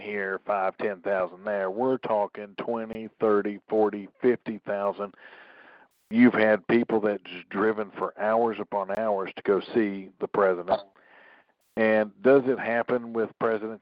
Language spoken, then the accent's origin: English; Tennessee, United States; My home state of Tennessee